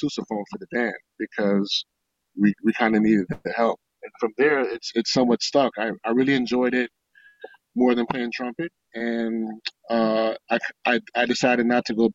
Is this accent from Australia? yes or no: no; Riviera Beach, Florida, United States; I came from Suncoast High School in Riviera Beach, Florida